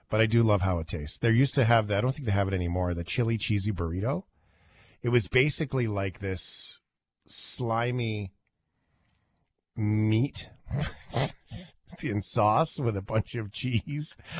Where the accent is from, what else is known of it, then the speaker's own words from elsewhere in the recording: Canada; we're Canadian